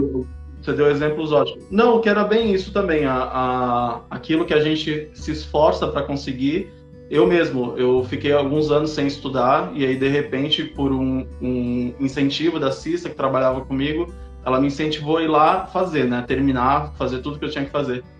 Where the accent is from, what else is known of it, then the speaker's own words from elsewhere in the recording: São Paulo, Brazil; sou de São Paulo, capital